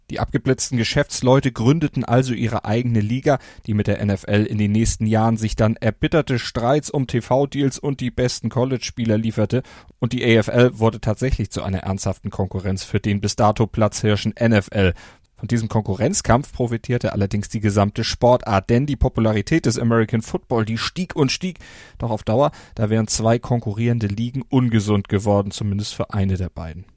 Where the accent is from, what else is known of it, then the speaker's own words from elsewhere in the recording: Germany; als Europäer, als Deutscher